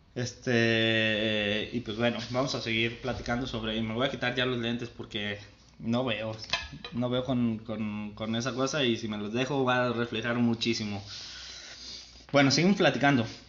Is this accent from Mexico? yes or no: yes; San Martín, Mexico